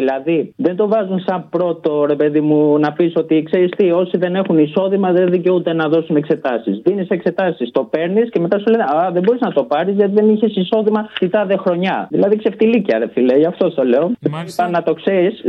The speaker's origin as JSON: {"language": "Greek", "country": "Albania", "said": "Λοιπόν, επειδή και εγώ είμαι από την Αλβανία, όπω κατάλαβε."}